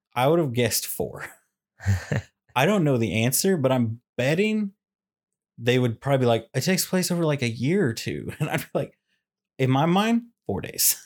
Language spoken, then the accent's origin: English; Kansas City, Missouri, United States; I'm from Kansas City